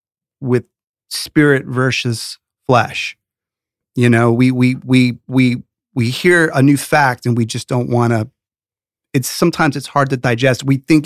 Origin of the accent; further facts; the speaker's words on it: New York City, New York, United States; also born or lived in Rockland County; I was born in the Bronx and grew up in the city as a youngster. Then a teenager, we lived in the Rockland County area, Sleepy Hollow area, great place to grow up in New York.